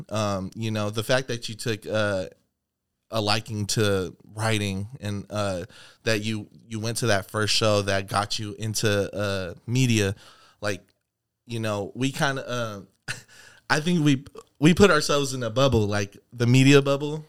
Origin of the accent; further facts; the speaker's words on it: Seattle, Washington, United States; Seattle, Washington